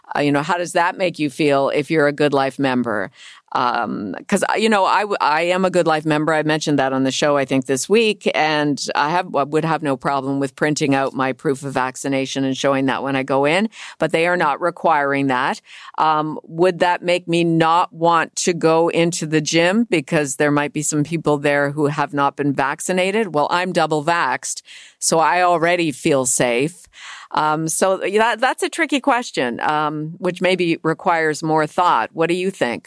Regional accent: Cambridge, Ontario, Canada; my hometown of Cambridge

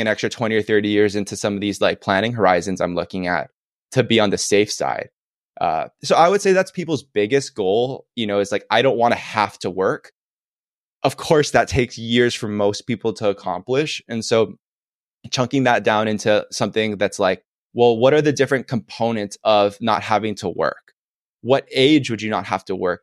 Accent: Oahu, Hawaii, United States; Oahu is my favorite island 'cause I'm born and raised here

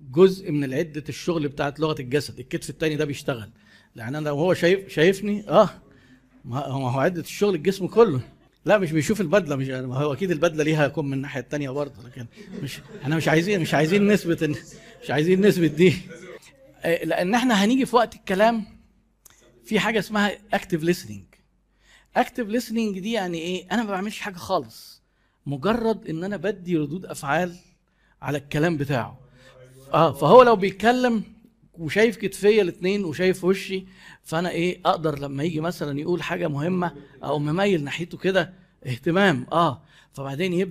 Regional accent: Egypt; في ثقافتنا كمصريين انت لو انا جبت لك شاي مش هينفع انهي المقابله قبل ما تشرب الشاي

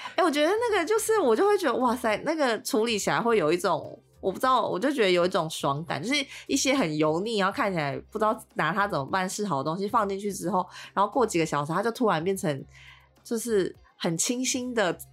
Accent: Tainan, Taiwan; moved away as an adult; now in Taipei, Taiwan; 因为我台南人嘛

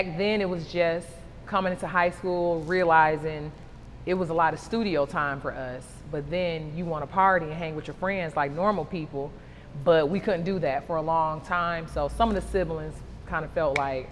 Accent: Detroit, Michigan, United States; now in Atlanta, United States; Growing up in Detroit

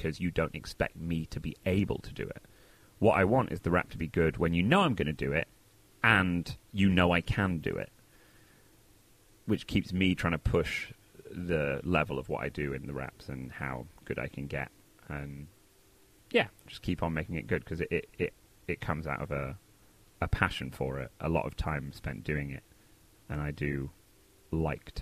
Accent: Manchester, North West England, United Kingdom; moved away as an adult; also born or lived in Oxford, England / Los Angeles, United States; now in Brooklyn, United States; I grew up in Manchester

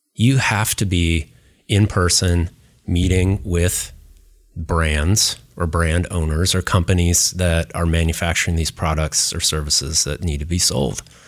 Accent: Seattle, Washington, United States; moved away; also born or lived in Northern California / New York City; I grew up in Seattle, I'm a native, you know, Northern Californian

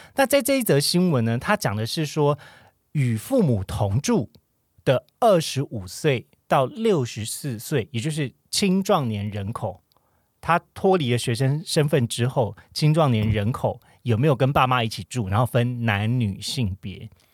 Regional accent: Kaohsiung, Taiwan; moved away; 我是身为高雄人

